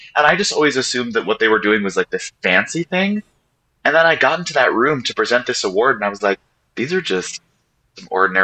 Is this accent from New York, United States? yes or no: yes; New York City, New York, United States; I grew up on the Upper East Side of Manhattan